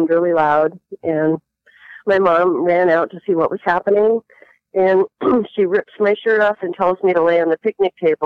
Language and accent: English; Lincoln, Nebraska, United States; first language Latvian; English is a second language; I'm an adopted kid in Lincoln, Nebraska, adopted by two Latvian refugees